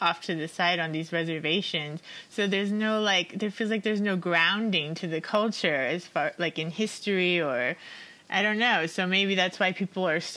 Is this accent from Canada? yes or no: no; United States; moved away; growing up in America